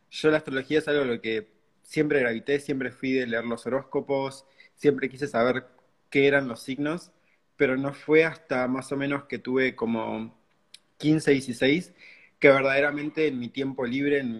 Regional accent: Uruguay; soy acá de Uruguay.

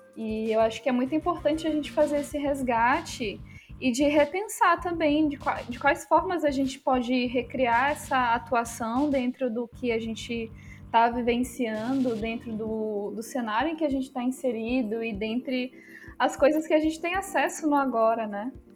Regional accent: Volta Redonda, Rio de Janeiro, Brazil; eu cresci em Volta Redonda, no Rio de Janeiro, na periferia

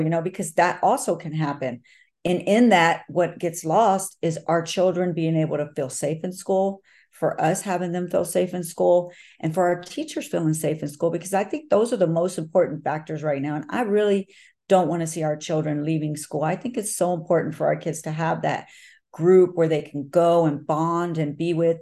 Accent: Texas, United States; it is my state, it is my hometown, and it's where I was born

